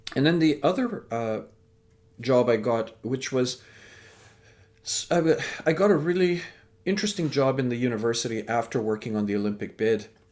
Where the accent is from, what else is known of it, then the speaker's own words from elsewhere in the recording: Vancouver, British Columbia, Canada; also born or lived in England; I was born in England, raised in Canada